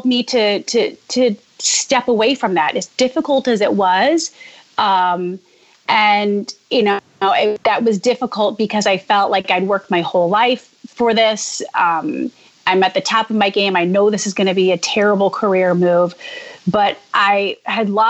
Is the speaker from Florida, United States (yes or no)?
no; Jackson, Michigan, United States; moved away as an adult; also born or lived in Dayton, Ohio / Cincinnati, Ohio / Chicago; now in New York, United States; I, grew up in a small town in Jackson, Michigan